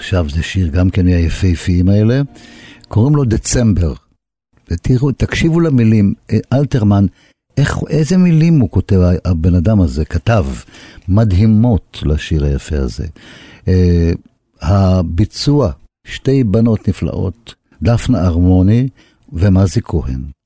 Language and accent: Hebrew; Haifa, Haifa District, Israel; אני, דרך אגב, גם נולדתי ליד הים בחיפה.